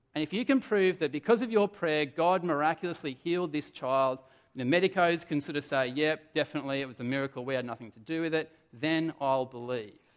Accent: Adelaide, South Australia, Australia; moved away; I come from Adelaide

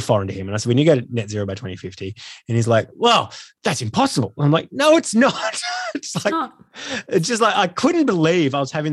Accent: Australia; I am really ashamed about being Australian

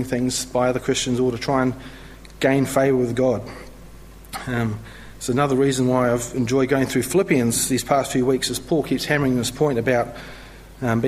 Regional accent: New Zealand; moved away as an adult; also born or lived in London; now in Melbourne, Australia; I'm originally from New Zealand

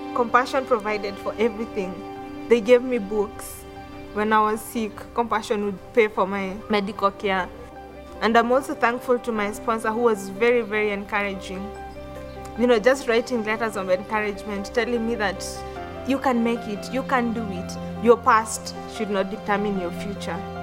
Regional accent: Kenya

